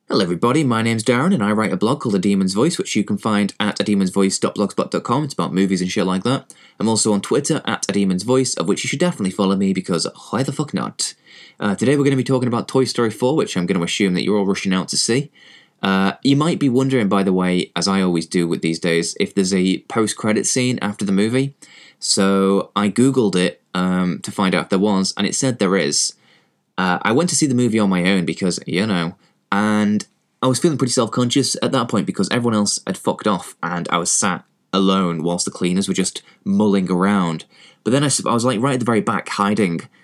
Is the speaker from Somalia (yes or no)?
no; England, United Kingdom; accent: English; I am, you know, English, as you can probably tell from my accent